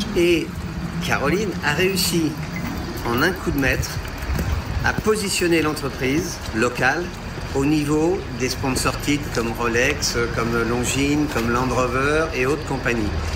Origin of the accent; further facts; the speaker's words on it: Vendée, Pays de la Loire, France; moved away as an adult; je viens de Vendée